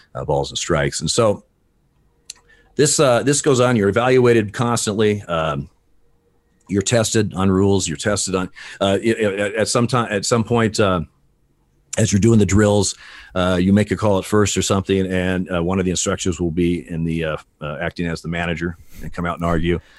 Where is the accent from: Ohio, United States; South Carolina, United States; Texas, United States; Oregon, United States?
Oregon, United States; Eugene; also born or lived in Portland, Oregon; I grew up in Eugene, Oregon